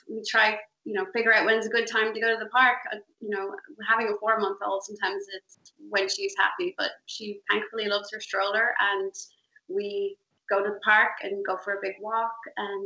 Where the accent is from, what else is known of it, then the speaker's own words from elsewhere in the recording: Dunboyne, County Meath, Ireland; now in New York, United States; Originally from Dunboyne, County Meath